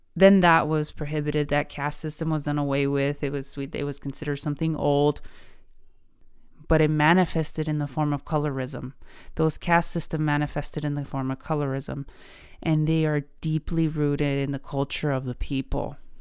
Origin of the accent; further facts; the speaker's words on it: United States; I'm Mexican and I was born in America. What am I? Mexican-American